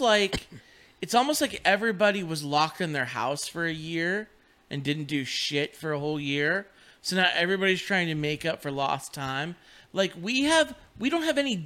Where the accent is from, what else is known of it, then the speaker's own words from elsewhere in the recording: Western Pennsylvania, United States; I am from Western Pennsylvania